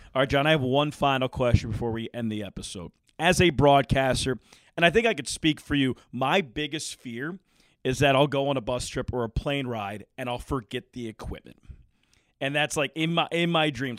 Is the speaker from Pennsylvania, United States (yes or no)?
yes; Philadelphia, Pennsylvania, United States; I'm from Philadelphia